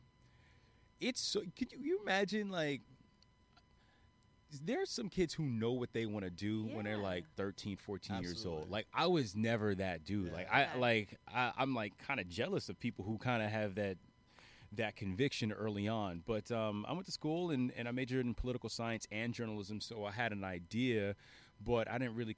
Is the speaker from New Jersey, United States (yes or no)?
yes; New Jersey, United States; I'm from North Jersey, so don't hold that against me. I grew about 25 minutes out of Manhattan